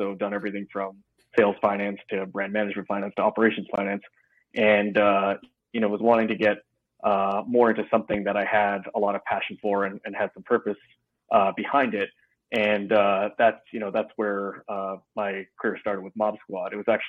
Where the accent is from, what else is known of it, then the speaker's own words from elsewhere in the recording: Vancouver, British Columbia, Canada; also born or lived in Toronto; I was born and raised in Vancouver in Canada. I graduated from UBC out in the province of BC, and spent the first part of my career working in Toronto for Procter & Gamble, then moved back